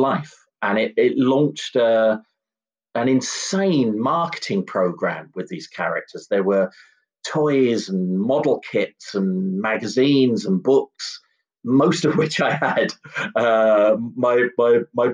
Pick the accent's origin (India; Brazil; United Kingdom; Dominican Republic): United Kingdom; London; growing up in blocks of flats in the middle of South London